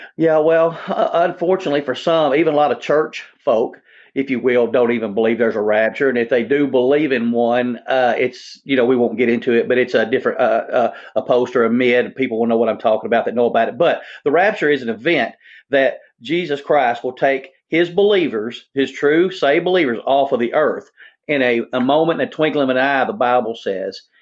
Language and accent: English; Jonesboro, United States; now in Tennessee, United States; in Jonesboro, that got blown away in my hometown